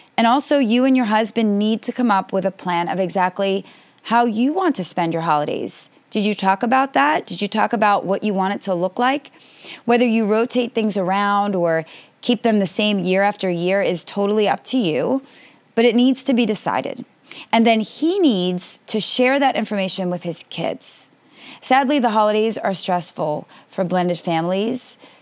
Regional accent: United States; I am American and based in America

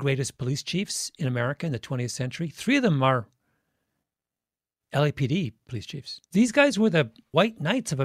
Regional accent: England, United Kingdom; I'm English. I was born in England.

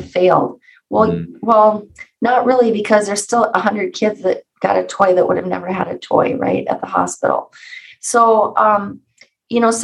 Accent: Alexandria, Minnesota, United States; I'm from Alexandria, Minnesota

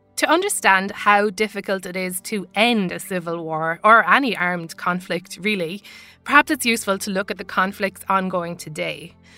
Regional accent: Ireland; accent: Irish; Now, as you can tell from my accent, I'm Irish. I grew up in the Republic of Ireland

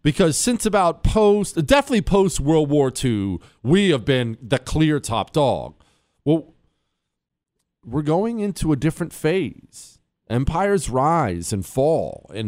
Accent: United States; obviously not called the Chinese dollar, but that's what I call it because I'm an American.

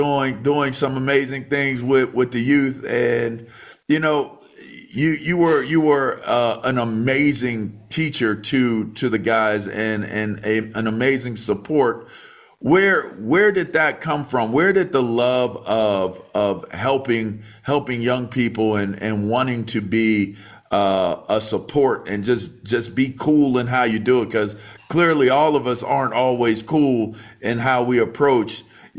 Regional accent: Pittsburgh, Pennsylvania, United States; I was born in Pittsburgh

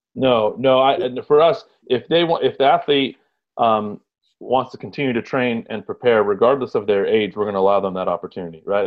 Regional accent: San Gabriel Valley, California, United States; born or raised there; also born or lived in Egypt / Houston, Texas

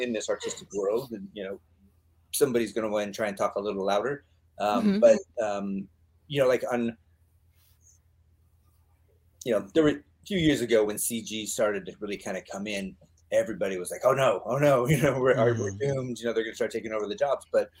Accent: Pacific Northwest, United States; Well, let's see, I grew up in the Northwest

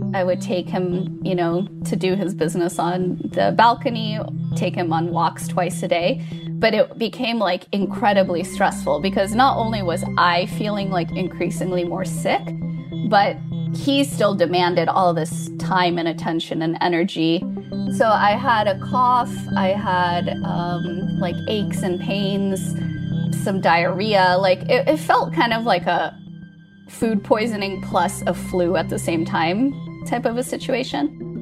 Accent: United States; moved away as an adult; now in Gothenburg, Sweden; I am American, not Swedish

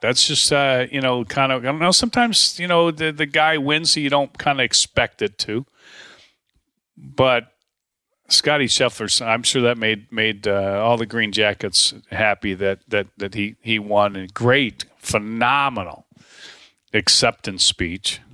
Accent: Dallas, Texas, United States; moved away; I'm from Dallas. I lived there for twenty-nine years.

